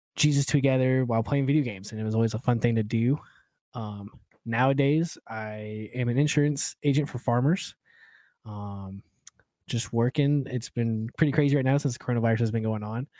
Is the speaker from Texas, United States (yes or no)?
no; Oklahoma, United States; moved away; I'm originally from Oklahoma